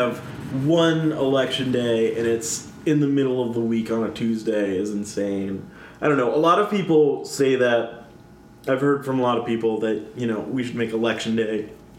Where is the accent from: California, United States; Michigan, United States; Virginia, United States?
Virginia, United States; Northern; I'm very proud of my home district, because so I grew up in the Virginia 10th.